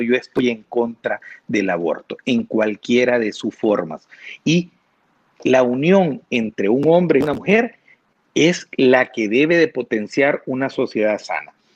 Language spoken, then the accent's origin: Spanish; El Salvador; also born or lived in San Miguel, El Salvador; somos salvadoreños